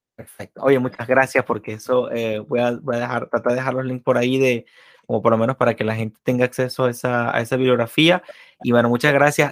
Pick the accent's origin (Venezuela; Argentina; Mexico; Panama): Venezuela; moved away